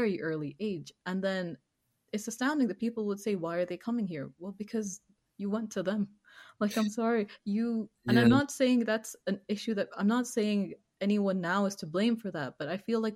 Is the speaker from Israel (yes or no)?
no; Pakistan; I'm Pakistani